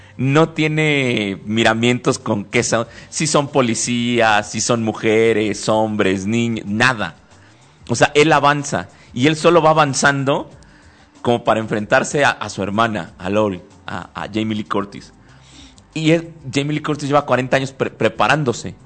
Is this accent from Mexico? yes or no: yes; Mexico